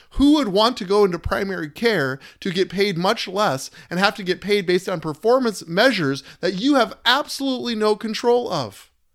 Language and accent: English; United States; as American citizens